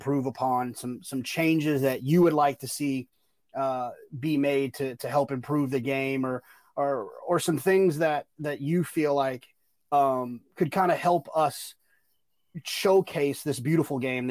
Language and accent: English; Dallas, Texas, United States; moved away; I grew up in Dallas, Fort Worth